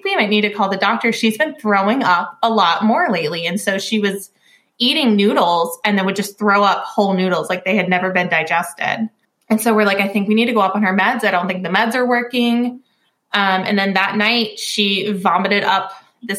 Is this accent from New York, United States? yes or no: no; Virginia, United States; I am from Virginia